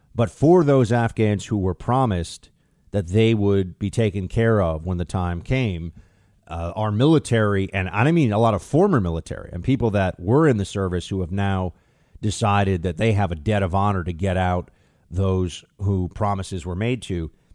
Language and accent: English; United States; as an American